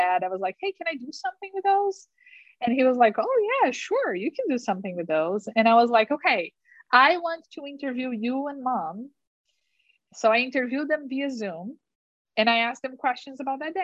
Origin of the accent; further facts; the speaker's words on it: Curitiba, Paraná, Brazil; English is a second language; moved away as an adult; now in United States; Curitiba, which is my hometown